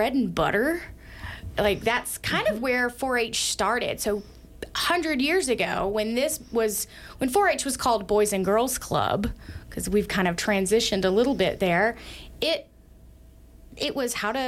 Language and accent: English; Georgia, United States; now in Sheridan, United States; I grew up in Georgia